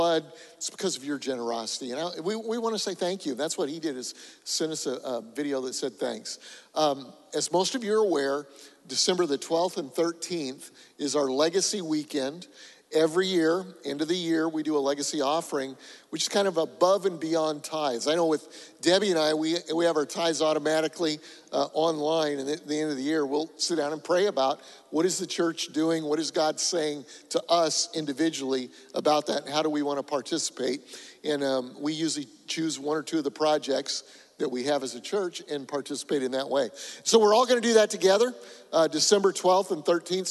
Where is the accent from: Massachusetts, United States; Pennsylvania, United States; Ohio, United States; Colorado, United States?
Colorado, United States; moved away; I'm from Colorado